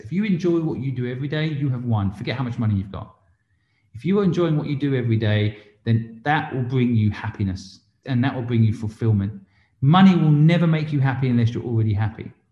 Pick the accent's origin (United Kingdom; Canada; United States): United Kingdom; England; moved away as an adult; also born or lived in Hong Kong; now in London, United Kingdom; I'm English, but I spent 20 years in England and then I moved to Hong Kong and was 20 years in Hong Kong.